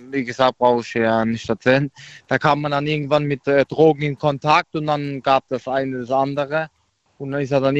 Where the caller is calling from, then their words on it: Aglasterhausen, Baden-Württemberg, Germany; Ich komme aus der Aklasterhausen.